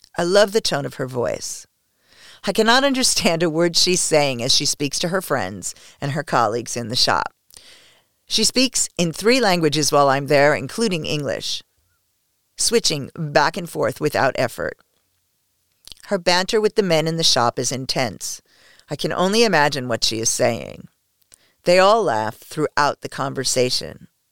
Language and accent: English; United States; I am the only American